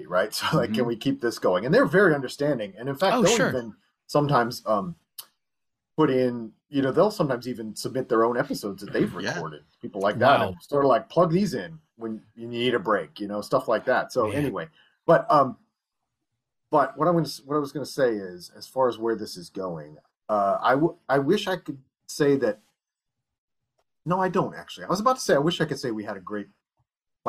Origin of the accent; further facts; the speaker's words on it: Toledo, Ohio, United States; moved away; also born or lived in Bloomington, Indiana; my hometown of Toledo, Ohio